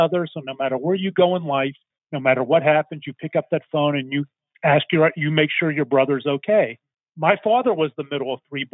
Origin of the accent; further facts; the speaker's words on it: Pittsburgh, Pennsylvania, United States; now in Dallas, United States; 1,200 miles from growing up in Pittsburgh, Pennsylvania, my two brothers and I live walking distance to each other.